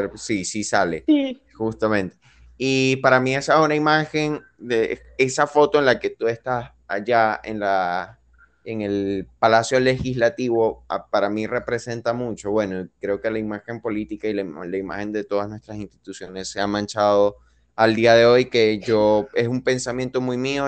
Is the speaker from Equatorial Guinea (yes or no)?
no; Venezuela; moved away; soy venezolano